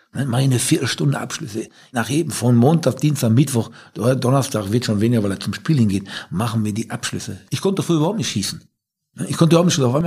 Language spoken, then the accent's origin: German; Ruhr area, North Rhine-Westphalia, Germany; wir kommen ja beide aus dem Ruhrgebiet